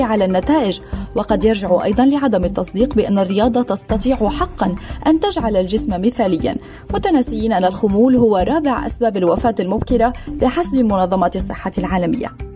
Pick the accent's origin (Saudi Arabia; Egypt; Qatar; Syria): Qatar; أنا الآن ولدت في قطر وعايش